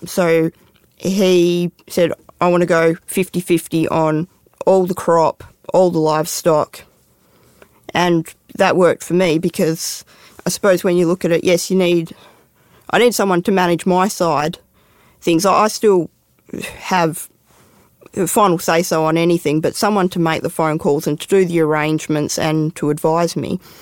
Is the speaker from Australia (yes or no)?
yes; Perth, Western Australia, Australia; now in Hermidale, Australia; I grew up in Perth in WA